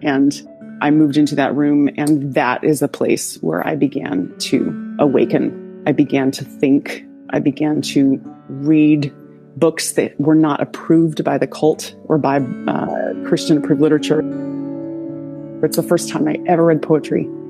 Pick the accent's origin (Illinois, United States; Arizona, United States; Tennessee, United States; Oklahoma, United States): Tennessee, United States; Sweetwater; accent: southern; moved away; also born or lived in upstate New York; I grew up in Sweetwater, Tennessee, and it was a very small town in Appalachia